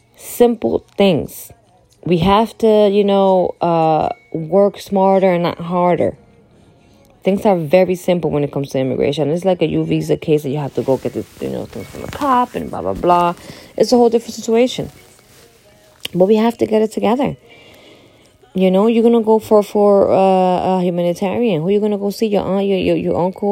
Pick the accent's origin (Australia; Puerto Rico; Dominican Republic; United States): Dominican Republic; moved away; I'm from the Dominican Republic